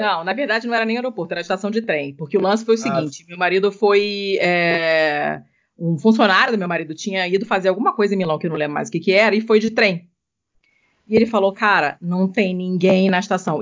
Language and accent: Portuguese; Rio de Janeiro, Brazil; moved away; eu sou do Rio